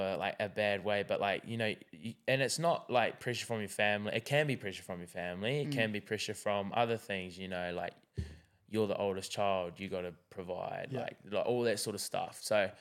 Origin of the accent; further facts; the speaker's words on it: New Zealand; And for me, like, I'm like being from New Zealand, I know that like, you know, suicide in New Zealand, like we're in very, very high numbers.